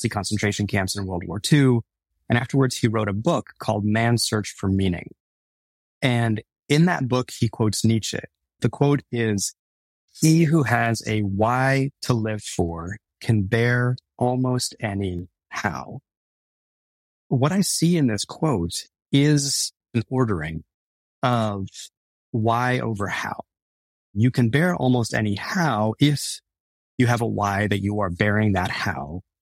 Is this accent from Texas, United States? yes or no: yes; Dallas, Texas, United States; also born or lived in Beirut, Lebanon; that's where we ended up moving to in 1976 when I was two. And that's where I grew up.